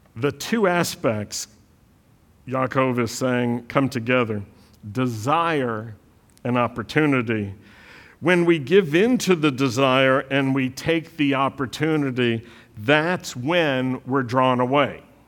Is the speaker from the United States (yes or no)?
yes; the South, United States; accent: Southern; I, I grew up in the South